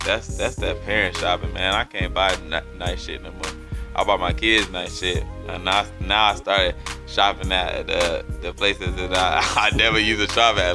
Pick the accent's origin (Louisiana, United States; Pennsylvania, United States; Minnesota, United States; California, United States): Pennsylvania, United States; Erie; now in Fayetteville, United States; I'm from Pennsylvania, like from a little town called Erie, PA, where really it's just black people and Italian people.